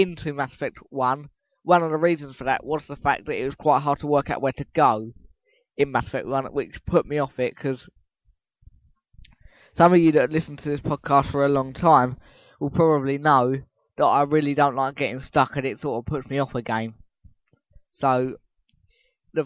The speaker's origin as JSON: {"language": "English", "area": "Essex", "region": "East of England", "country": "United Kingdom", "said": "I'm an Essex boy, and I always will be."}